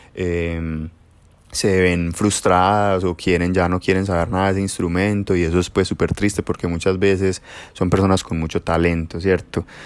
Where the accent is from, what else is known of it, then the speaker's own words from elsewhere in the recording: Girardota, Antioquia, Colombia; en la Casa de la Cultura del municipio de Girardota pues donde, de donde vivo y de donde soy